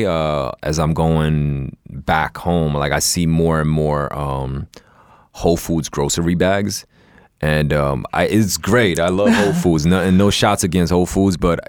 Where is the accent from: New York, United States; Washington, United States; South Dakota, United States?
New York, United States; New York City; I grew up in New York